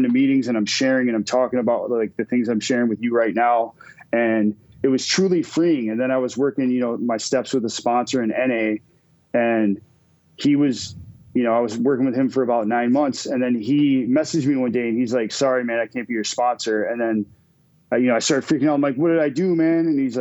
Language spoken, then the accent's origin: English; Minnesota, United States; also born or lived in Wisconsin; now in Green Bay, United States; I'm from Minnesota too